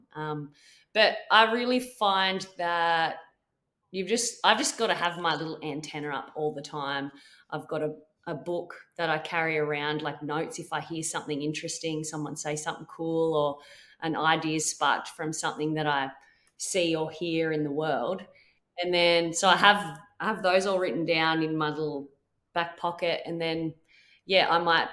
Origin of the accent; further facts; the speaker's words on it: Quirindi, New South Wales, Australia; also born or lived in Tamworth, New South Wales; I moved from Quirindi, which is just outside of Tamworth, to Tamworth